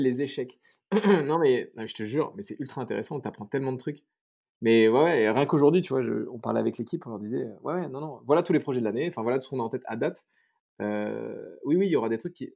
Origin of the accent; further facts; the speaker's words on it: Paris, Île-de-France, France; moved away as an adult; now in Bordeaux, France; je suis parisien, donc euh, maintenant je vais à Bordeaux